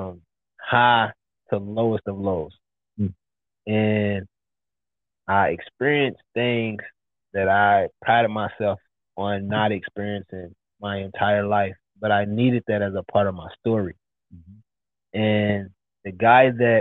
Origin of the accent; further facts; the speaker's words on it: Louisville, Kentucky, United States; moved away as an adult; also born or lived in Dallas, Texas; I'm from Louisville, Kentucky, from the projects